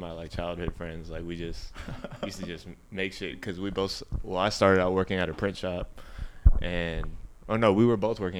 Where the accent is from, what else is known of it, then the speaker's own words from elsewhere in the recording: South Bay, California, United States; I'm from South Bay.